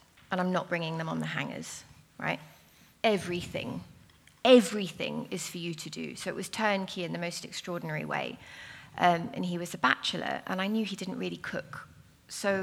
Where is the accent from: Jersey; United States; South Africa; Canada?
South Africa; now in London, United Kingdom; I'm South African